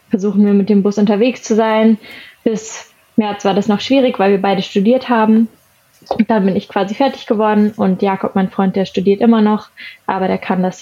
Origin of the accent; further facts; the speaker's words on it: Rellingen, Schleswig-Holstein, Germany; Genau, ich komme ursprünglich aus Hamburg oder vielleicht eher aus einem kleinen Nebenort aus Hamburg, ähm, aus Schleswig-Holstein, das heißt Relling